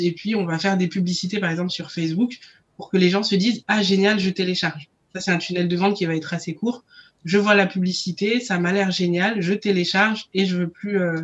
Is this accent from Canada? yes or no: no; Senegal; je suis sénégalaise